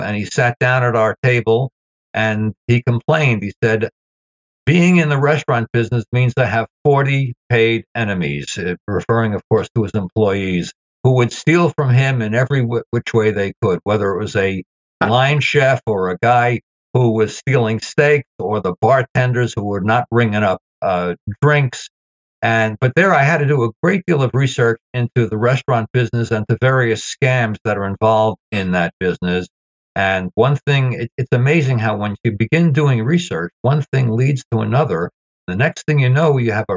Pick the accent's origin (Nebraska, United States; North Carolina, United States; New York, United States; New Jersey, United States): New York, United States; New York City; having grown up in Brooklyn myself